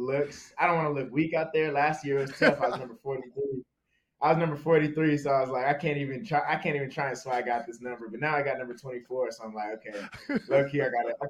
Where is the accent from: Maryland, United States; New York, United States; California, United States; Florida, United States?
California, United States; Southern; moved away as an adult; now in Minnesota, United States; I grew up in Southern California